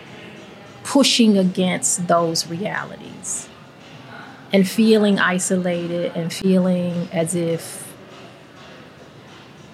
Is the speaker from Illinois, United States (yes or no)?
yes; East St. Louis, Illinois, United States; my hometown of East St. Louis